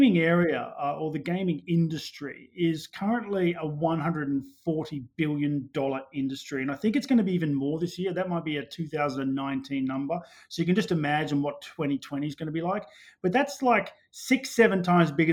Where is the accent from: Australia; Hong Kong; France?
Australia; moved away as an adult; also born or lived in London; I'm Australian originally